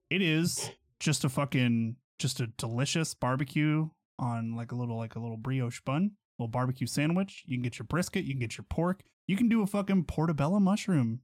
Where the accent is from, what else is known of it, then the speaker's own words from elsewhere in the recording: Pittsburgh, Kansas, United States; a place in my hometown